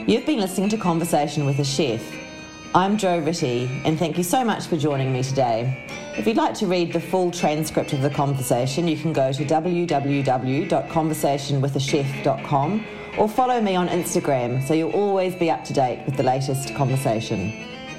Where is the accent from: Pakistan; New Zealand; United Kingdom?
New Zealand; now in Australia; I do live here, but I'm a I'm a Kiwi originally